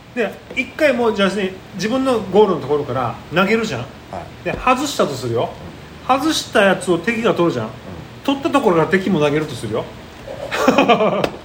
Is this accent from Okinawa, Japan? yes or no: yes; Okinawa, Japan; 俺らの、えー、出身の沖縄市で